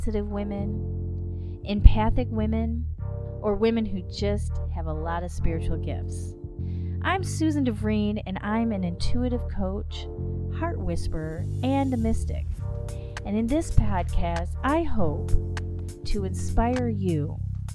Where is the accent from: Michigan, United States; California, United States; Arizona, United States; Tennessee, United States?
Michigan, United States; I'm from Michigan